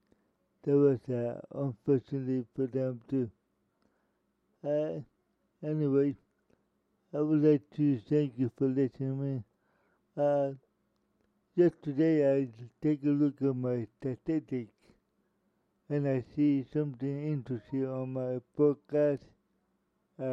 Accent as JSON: {"language": "English", "town": "Miami", "region": "Florida", "country": "United States", "tie": "born or raised there", "said": "Miami, Florida, my hometown"}